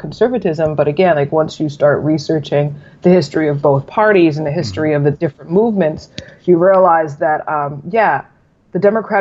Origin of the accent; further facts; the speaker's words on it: Maryland, United States; Maryland is one of the first, you know, 13 colonies. We're what they say, the northernmost southern state